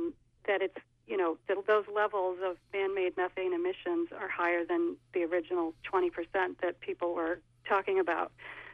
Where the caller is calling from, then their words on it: Franklin, Maine, United States; This is …. I'm calling from Franklin